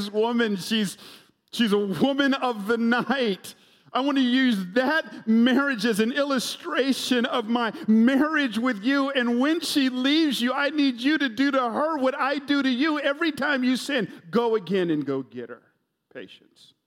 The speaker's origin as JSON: {"language": "English", "town": "Atlanta", "region": "Georgia", "country": "United States", "tie": "born or raised there", "said": "I grew up in Atlanta, home of the world champion Braves"}